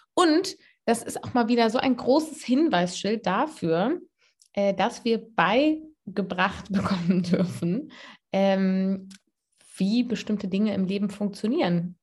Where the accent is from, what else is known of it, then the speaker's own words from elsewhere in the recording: Cologne, North Rhine-Westphalia, Germany; moved away as an adult; Ich bin aus Köln weggegangen, habe studiert